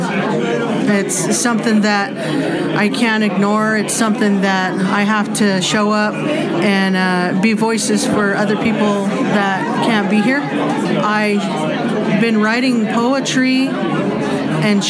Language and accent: English; Southern Oregon, United States; I'm from the Klamath tribes